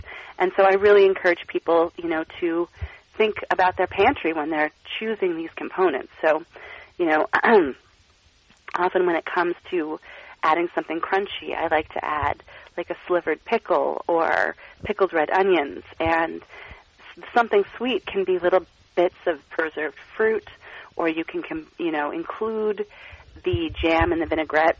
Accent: Portland, Oregon, United States; now in Philadelphia, United States; I grew up in Portland, Oregon

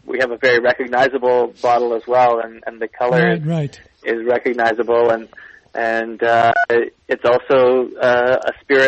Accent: Canada; I am Canadian

